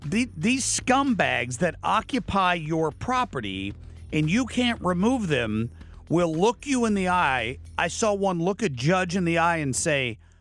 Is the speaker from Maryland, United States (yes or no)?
no; Ohio, United States; moved away; This is back in my home state of Ohio.